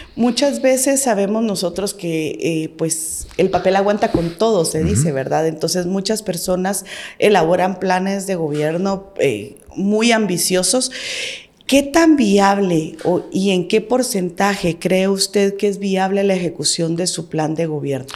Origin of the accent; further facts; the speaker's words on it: Guatemala; nosotros nos interesa como guatemaltecos